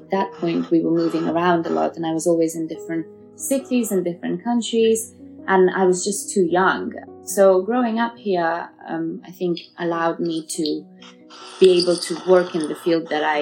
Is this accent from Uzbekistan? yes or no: yes; Uzbekistan; born there; So I was born in Russia, Uzbekistan to be precise, but at that time it was part of the USSR and counted as Russia. And um, then we tried to go back to Afghanistan.